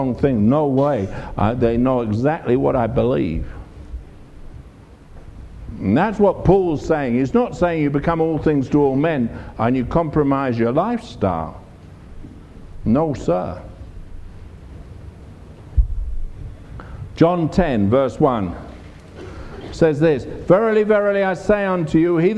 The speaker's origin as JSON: {"language": "English", "region": "England", "country": "United Kingdom", "said": "I'm from England, I'm a minister"}